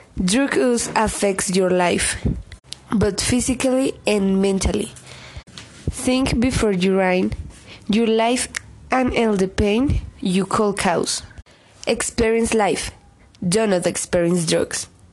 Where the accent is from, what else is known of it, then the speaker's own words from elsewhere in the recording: Bogotá, Colombia; soy de Bogotá, Colombia, estudiante del Colegio INEM de Kennedy